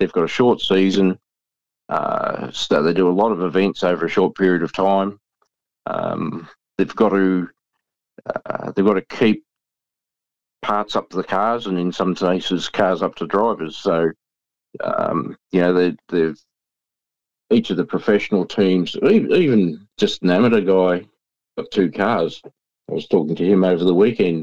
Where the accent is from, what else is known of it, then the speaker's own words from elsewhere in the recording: Hamilton, Victoria, Australia; I grew up in Hamilton